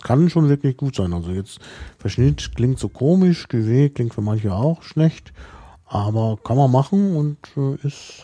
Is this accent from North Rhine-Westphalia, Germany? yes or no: yes; North Rhine-Westphalia, Germany; moved away; Also in der Gegend, wo ich aufgewachsen bin